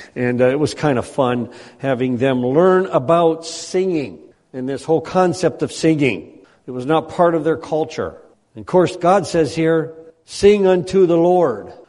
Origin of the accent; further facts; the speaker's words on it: United States; moved away; as an American